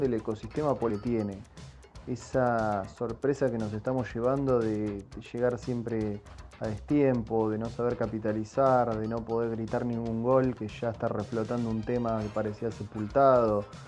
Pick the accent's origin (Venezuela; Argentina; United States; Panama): Argentina; como argentinos o como parte de esta Argentina